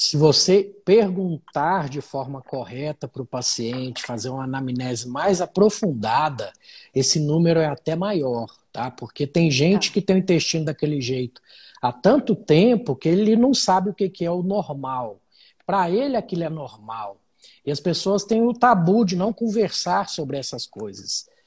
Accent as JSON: {"language": "Portuguese", "town": "Uberlândia", "region": "Minas Gerais", "country": "Brazil", "said": "sou mineirinho de Uberlândia, Minas Gerais."}